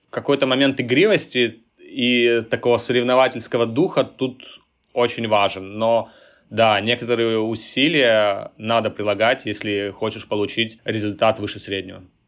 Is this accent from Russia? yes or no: no; Tbilisi, Georgia; moved away as an adult; now in Silicon Valley, United States; я родился и вырос э, в Грузии, жил в Тбилиси